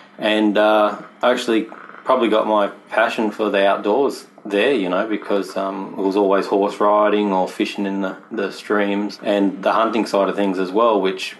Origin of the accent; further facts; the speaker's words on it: New South Wales, Australia; also born or lived in Newcastle, Australia; I was born in Newcastle, where we're shooting this podcast from now, which is, as you've seen already, it's a beautiful little coastal town. Mm-hmm. But we moved around a lot, mostly New South Wales